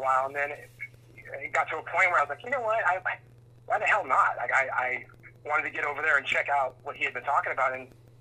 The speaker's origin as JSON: {"language": "English", "region": "Southern California", "country": "United States", "tie": "born or raised there", "said": "growing up in Southern California"}